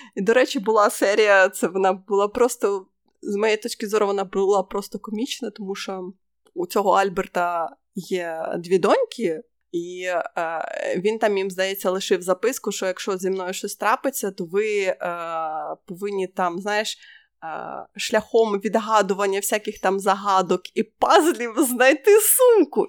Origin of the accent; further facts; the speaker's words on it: Ukraine; ми з України